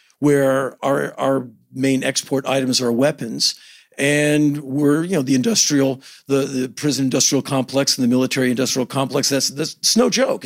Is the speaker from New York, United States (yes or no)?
no; Washington, District of Columbia, United States; I come from Washington, D.C.